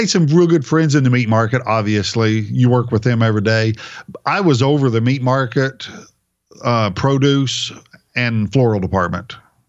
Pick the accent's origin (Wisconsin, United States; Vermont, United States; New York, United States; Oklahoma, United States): Oklahoma, United States; moved away as an adult; also born or lived in New Hampshire; I'm coming from Oklahoma